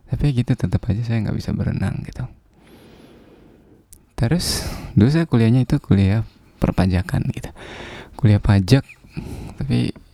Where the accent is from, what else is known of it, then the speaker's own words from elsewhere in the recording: Bima, West Nusa Tenggara, Indonesia; Saya dari Bima, dari desa.